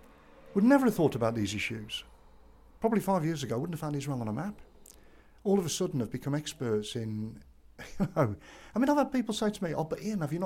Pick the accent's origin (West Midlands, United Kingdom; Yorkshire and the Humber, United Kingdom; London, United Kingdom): West Midlands, United Kingdom; Dudley; our house, just round the corner from here